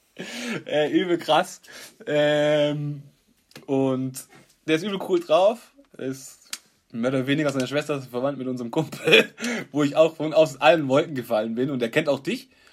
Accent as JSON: {"language": "German", "town": "Stuttgart", "region": "Baden-Württemberg", "country": "Germany", "said": "Wir sind halt Stuttgarter"}